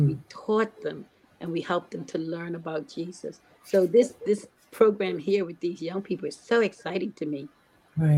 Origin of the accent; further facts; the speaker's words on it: Bermuda; I was born and raised in Bermuda